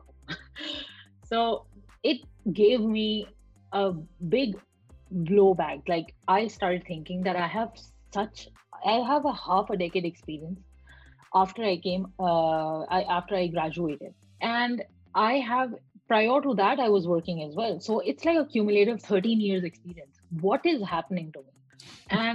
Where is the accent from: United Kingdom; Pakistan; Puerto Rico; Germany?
Pakistan; moved away as an adult; also born or lived in Malaysia; I was born in Pakistan, I worked in Malaysia, and now I'm here talking to you.